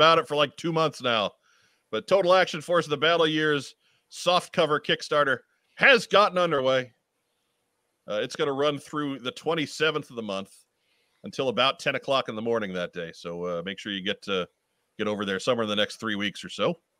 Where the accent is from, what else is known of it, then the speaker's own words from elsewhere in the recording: Philippines; I'm from the Philippines.